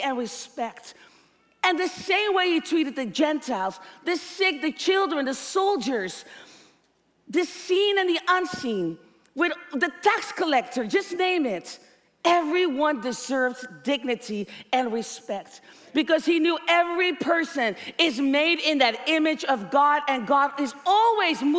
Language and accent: English; Netherlands; growing up in the Netherlands